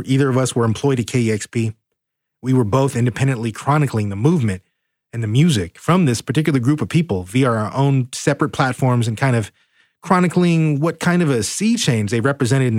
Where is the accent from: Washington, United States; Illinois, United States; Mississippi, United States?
Washington, United States; Seattle